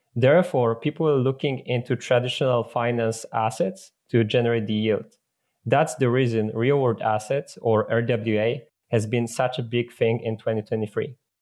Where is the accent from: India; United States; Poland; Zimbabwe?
Poland; I come from Poland